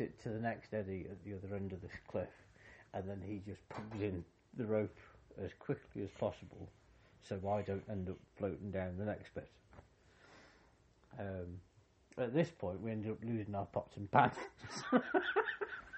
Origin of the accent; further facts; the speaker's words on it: United Kingdom; as a Brit in Argentina